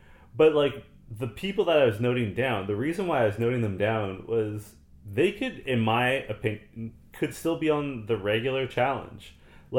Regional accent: Canada; I'm Canadian

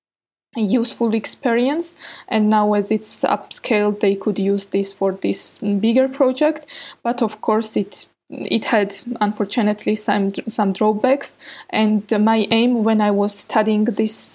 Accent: Georgia; I'm from Georgia.

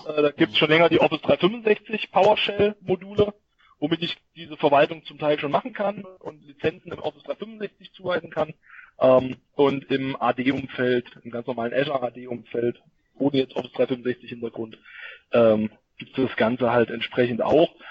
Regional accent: Thuringia, Germany; für mich als Thüringer

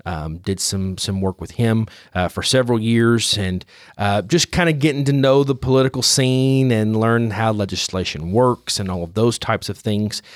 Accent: Paris, Tennessee, United States; I'm born and raised in Paris, Tennessee

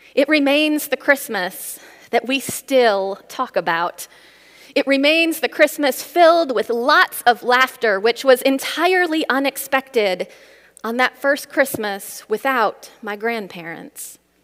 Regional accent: Midwest, United States; I grew up in the Midwest

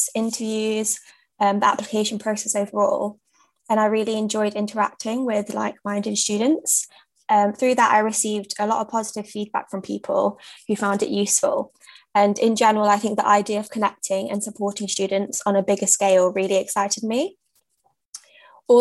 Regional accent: Leicester, East Midlands, United Kingdom; moved away; also born or lived in London; I'm a British South Asian, born and raised in Leicester

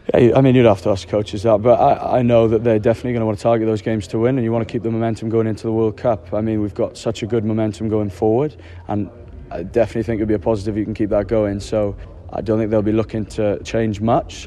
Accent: Wales, United Kingdom

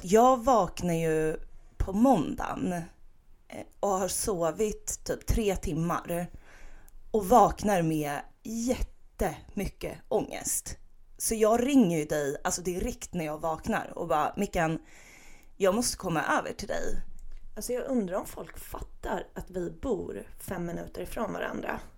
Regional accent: Stockholm, Stockholm County, Sweden; vi stockholmare

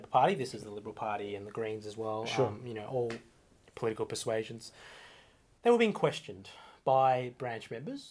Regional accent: Melbourne, Victoria, Australia; I was born in Australia. So, as I mentioned before, I'm an ABC, a proud ABC, Australian-born Chinese.

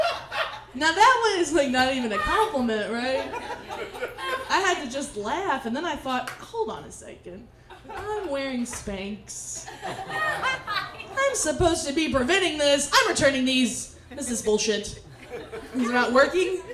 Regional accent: Memphis, Tennessee, United States; I'm from Memphis

